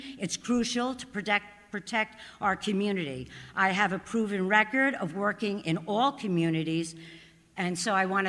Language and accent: English; Orange County, New York, United States; also born or lived in Bronx, New York; I was born in the Bronx. My dad was a police officer, my mother a Catholic school teacher. When police officers were allowed to move to upstate New York, we moved to Orange County.